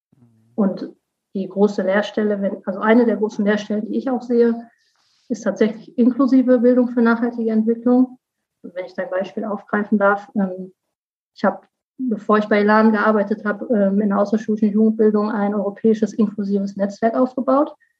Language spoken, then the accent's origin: German; North Rhine-Westphalia, Germany; also born or lived in Cologne; now in Rhineland-Palatinate, Germany; Ich komme aus NRW